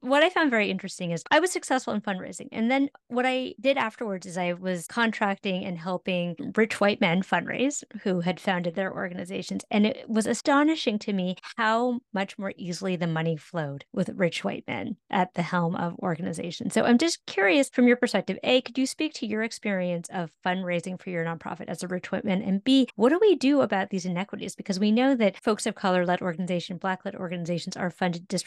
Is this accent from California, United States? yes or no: yes; California, United States; now in New York City, United States; I grew up in California.